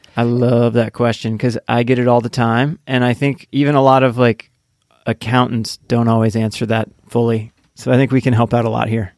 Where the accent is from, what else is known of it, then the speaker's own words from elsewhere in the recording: Indiana, United States; I grew up in Indiana